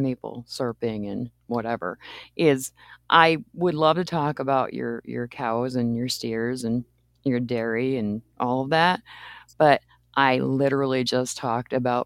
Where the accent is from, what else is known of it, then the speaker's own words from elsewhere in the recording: Maine, United States; now in Le Sueur, United States; I grew up in Maine